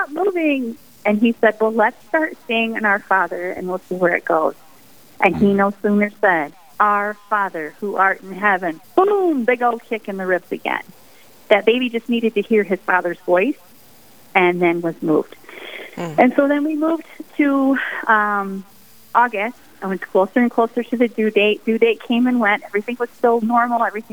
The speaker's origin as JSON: {"language": "English", "region": "the Thumb of Michigan", "country": "United States", "tie": "born or raised there", "moved": "as an adult", "lives_now": "Sioux Falls, United States", "said": "I'm originally from Michigan. I grew up in the Thumb of Michigan"}